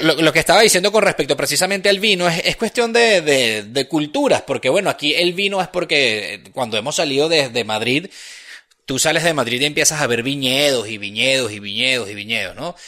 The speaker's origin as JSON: {"language": "Spanish", "country": "Venezuela", "moved": "yes", "lives_now": "Spain"}